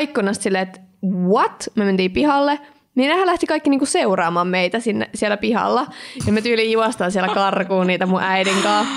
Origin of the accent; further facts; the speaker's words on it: Kirkkonummi, Uusimaa, Finland; now in Espoo, Finland; olen siis asunut lapsena Eevitskuukissa